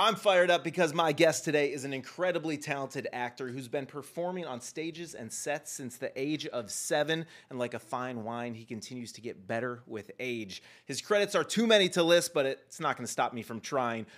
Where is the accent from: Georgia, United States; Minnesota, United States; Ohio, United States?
Ohio, United States; Cleveland; I did a lot of acting when I was a kid growing up in Cleveland